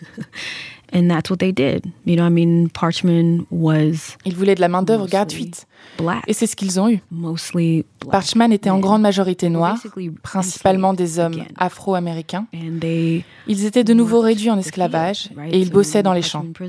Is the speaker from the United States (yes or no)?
yes; DeLisle, Mississippi, United States; moved away as an adult; Je suis retournée à Delille il y a six ans